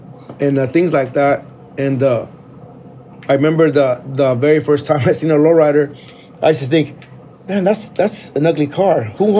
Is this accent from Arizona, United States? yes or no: yes; Mesa, Arizona, United States; Yeah, grew up in Mesa.